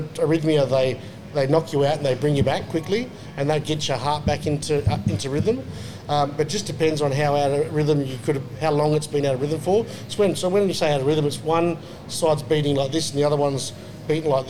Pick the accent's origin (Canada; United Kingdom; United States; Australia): Australia; Onslow, Western Australia; now in Perth, Australia; I grew up in Onslow